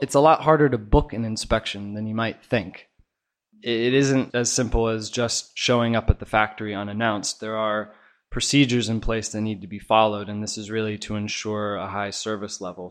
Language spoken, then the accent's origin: English; Oregon, United States; moved away as an adult; now in China; I'm from Oregon originally, and I've been out here in China with In Touch for the last four years